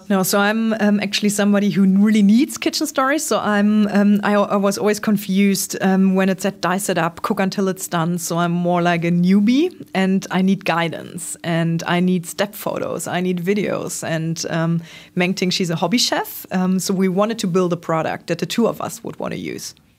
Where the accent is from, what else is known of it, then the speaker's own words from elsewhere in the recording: Trier, Rhineland-Palatinate, Germany; born and raised in Trier, not too far off Koblenz